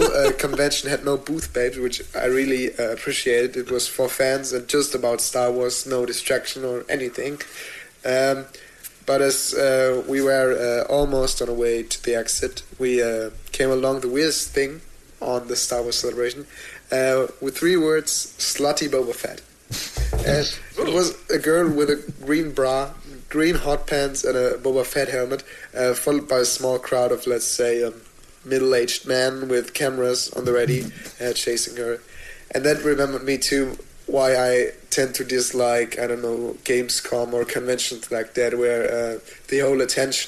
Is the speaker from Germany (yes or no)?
yes; Germany; accent: German; English is a second language; my cheesy German accent